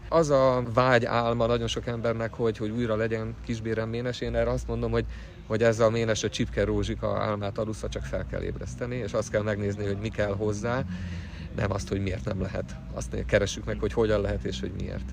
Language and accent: Hungarian; Budapest, Hungary; Én budapesti vagyok, Budapesten születtem